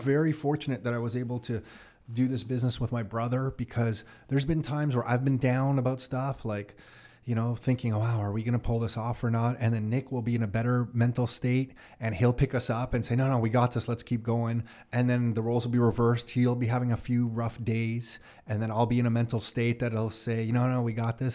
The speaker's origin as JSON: {"language": "English", "town": "Mississauga", "region": "Ontario", "country": "Canada", "tie": "born or raised there", "also_born_or_lived": "Toronto", "said": "grew up Burnhamthorpe and Dixie"}